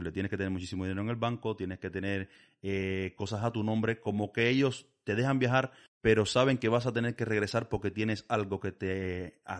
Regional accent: Villa Clara, Cuba; moved away as an adult; now in Basque Country, Spain; soy de Villa Clara. En Villa Clara es una provincia muy grande que tiene costa a ambos lados, pero yo soy del centro.

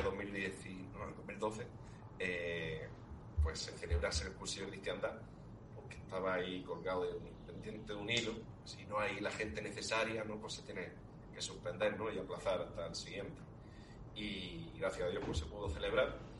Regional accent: Spain; el copatrón de mi pueblo, de Fiñara

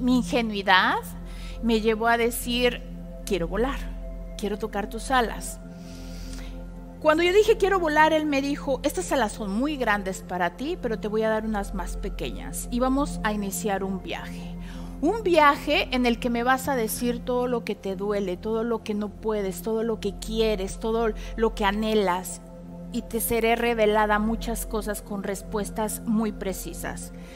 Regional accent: Puebla, Mexico

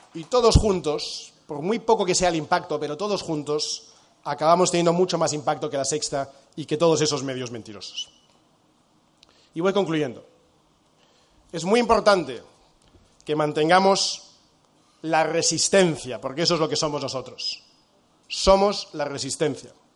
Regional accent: Spain; also born or lived in United States; somos millones de españoles

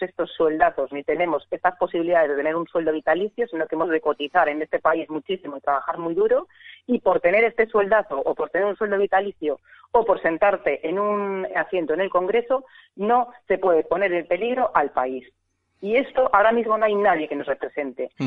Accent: Catalonia, Spain; now in Mallorca, Spain; como catalana de nacimiento mallorquina de adopción

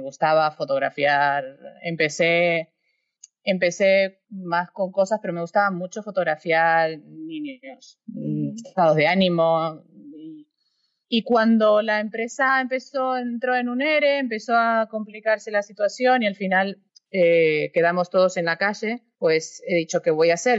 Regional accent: Argentina; moved away as an adult; also born or lived in Europe; Me fui a los veintipocos años de Argentina

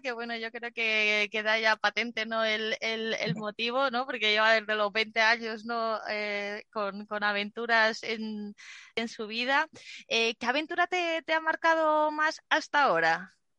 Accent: Zaragoza, Aragon, Spain; cuando era pequeña en un parque en Zaragoza

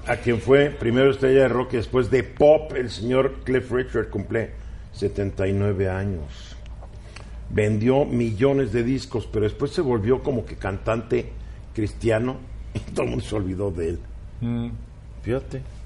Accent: Mexico; los que somos mexicanos

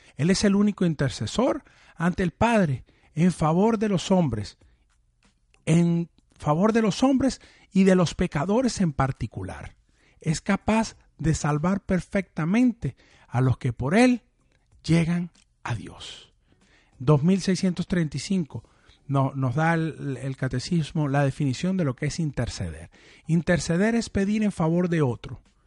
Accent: Venezuela; yo que soy de Venezuela

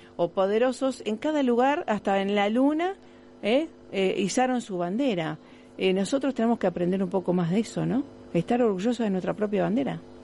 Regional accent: Rosario, Santa Fe, Argentina; nos llena de orgullo como rosarinos, no importa en qué lugar estemos del mundo

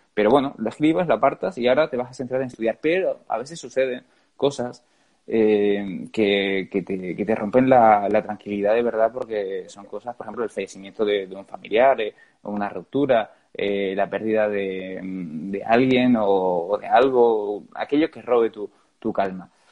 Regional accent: Gran Canaria, Canary Islands, Spain; moved away; mi tierra, en Canarias

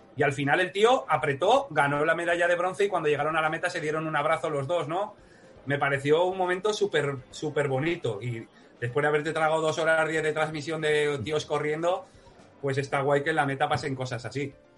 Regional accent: Huesca, Aragon, Spain; soy de Huesca

